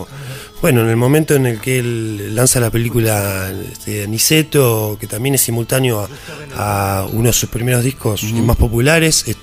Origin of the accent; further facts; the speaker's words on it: Villa Gesell, Buenos Aires Province, Argentina; yo soy de Gesell. Claro. Nacido y criado.